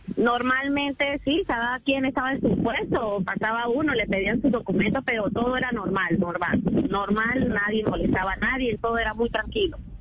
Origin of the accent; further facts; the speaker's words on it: La Victoria, Apure, Venezuela; moved away as an adult; now in Colombia; Venezolana, mis padres son colombianos.